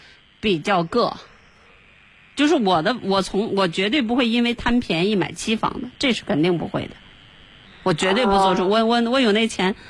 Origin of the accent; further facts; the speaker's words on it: China; 我们中国人，可能攒了一辈子血汗钱，才为了一套房子。